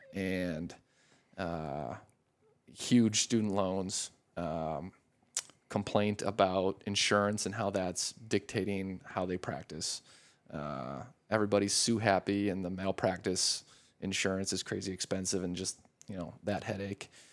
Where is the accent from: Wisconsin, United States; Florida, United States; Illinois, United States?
Wisconsin, United States; La Crosse; moved away as an adult; also born or lived in Madison, Wisconsin; now in Scottsdale, United States; born and raised in Wisconsin